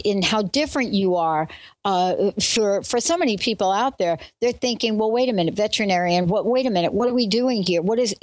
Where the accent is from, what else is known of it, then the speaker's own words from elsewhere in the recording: New Jersey, United States; also born or lived in New York; born in New York, grew up in New Jersey